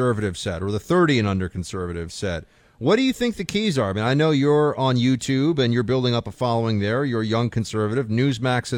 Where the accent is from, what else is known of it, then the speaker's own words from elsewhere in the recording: New York City, New York, United States; I'm a Yankee from New York City